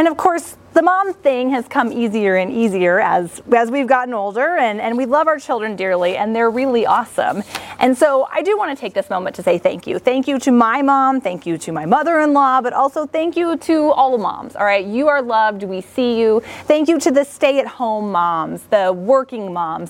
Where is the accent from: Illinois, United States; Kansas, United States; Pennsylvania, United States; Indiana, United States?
Kansas, United States; I grew up in Kansas, and I have three sisters